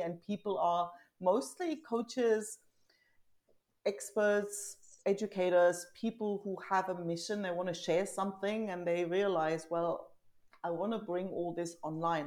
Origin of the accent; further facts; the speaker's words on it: East Germany, Germany; also born or lived in south of Spain; now in Spain; I grew up in East Germany, like literally mm-hmm. behind the wall.